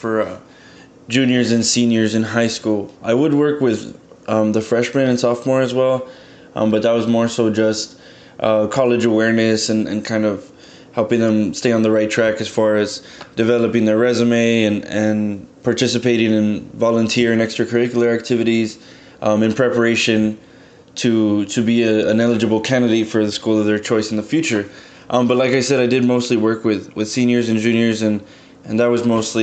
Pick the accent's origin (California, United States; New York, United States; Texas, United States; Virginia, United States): Texas, United States; McAllen; moved away as an adult; also born or lived in San Marcos, Texas; I'm originally from McAllen, Texas, a small little town on the border of Texas and Mexico.